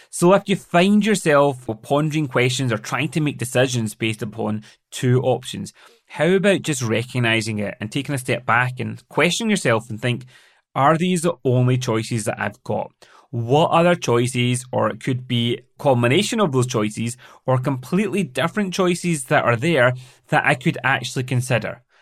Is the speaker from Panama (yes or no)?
no; Glasgow, Scotland, United Kingdom; moved away as an adult; also born or lived in London; settling back down in my hometown of Glasgow